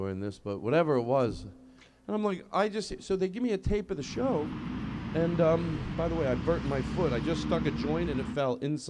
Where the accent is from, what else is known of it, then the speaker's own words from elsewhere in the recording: Philadelphia, Pennsylvania, United States; Anyway, so I grew up in Philadelphia.